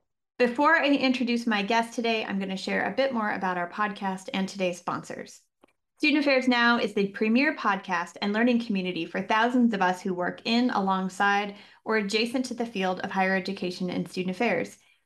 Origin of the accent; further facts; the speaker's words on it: Michigan, United States; Many states have recently held primaries, including my home state of Michigan